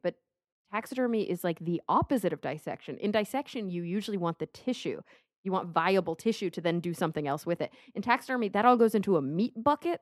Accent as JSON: {"language": "English", "town": "Plano", "region": "Texas", "country": "United States", "tie": "born or raised there", "said": "I grew up in Plano, Texas"}